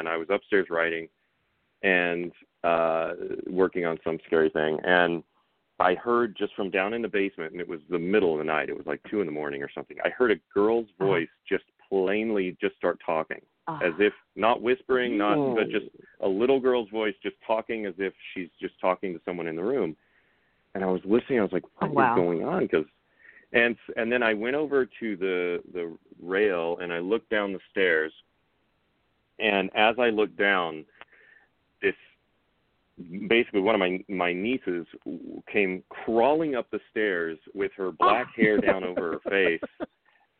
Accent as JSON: {"language": "English", "town": "Coffeyville", "region": "Kansas", "country": "United States", "tie": "born or raised there", "said": "my hometown in Kansas"}